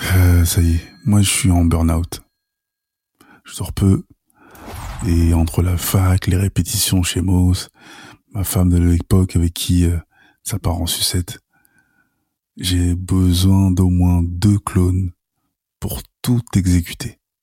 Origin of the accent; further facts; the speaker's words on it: Sarcelles, Île-de-France, France; chez nous, à Sarcelles.